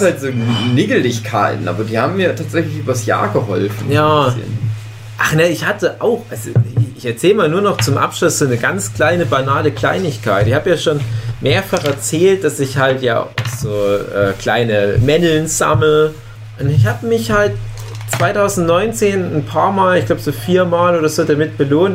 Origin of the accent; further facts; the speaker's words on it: Griesbach, Saxony, Germany; in meinem Heimatdorf Griesbach im Erzgebirge